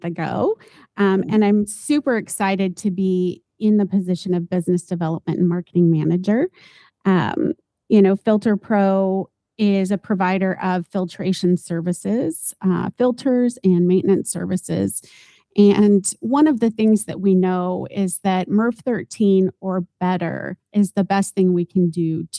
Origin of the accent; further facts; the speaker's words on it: Southern California, United States; moved away; also born or lived in Iowa; I am a product of growing up in Southern California in the 70s.